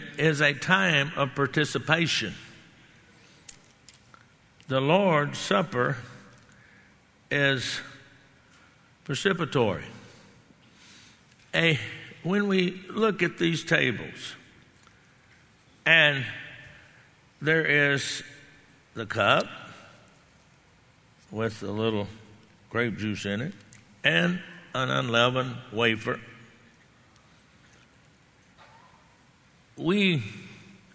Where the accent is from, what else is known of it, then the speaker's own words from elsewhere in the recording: Texas, United States; I grew up in Texas